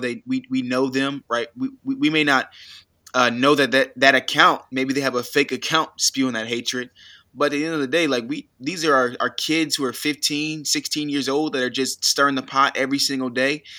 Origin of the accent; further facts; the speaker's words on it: United States; I was born in the United States